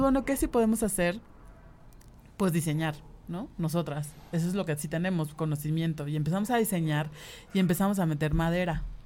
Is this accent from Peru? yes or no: no; Cuernavaca, Morelos, Mexico; moved away as an adult; now in Mexico City, Mexico; crecimos en Cuernavaca